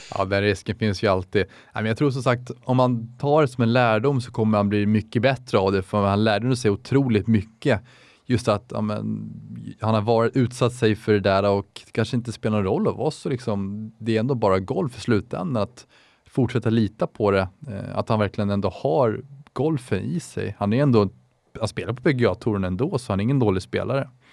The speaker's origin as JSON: {"language": "Swedish", "town": "Täby", "region": "Stockholm County", "country": "Sweden", "said": "Jag är 24 år gammal, kommer från Täby"}